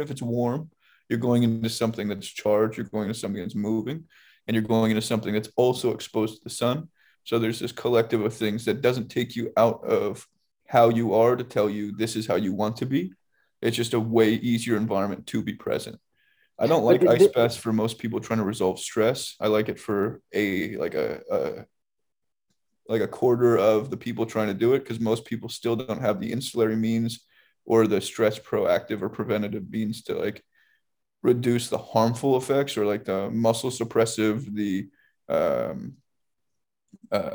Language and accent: English; San Diego, California, United States; I grew up in San Diego